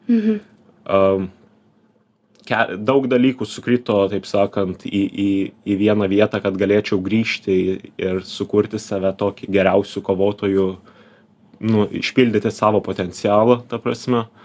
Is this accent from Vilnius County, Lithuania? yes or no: no; Panevėžys, Panevėžys County, Lithuania; Aš kilęs iš Panevežio